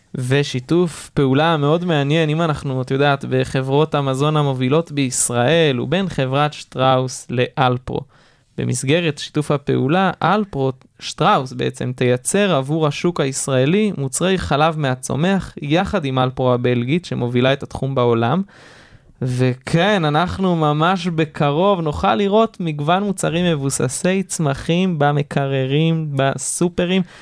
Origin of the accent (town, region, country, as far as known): Israel